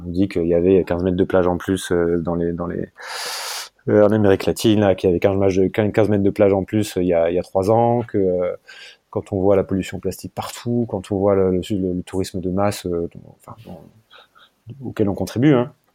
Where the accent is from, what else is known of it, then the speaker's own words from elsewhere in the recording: France; moved away as an adult; also born or lived in Hong Kong; quand on vient de France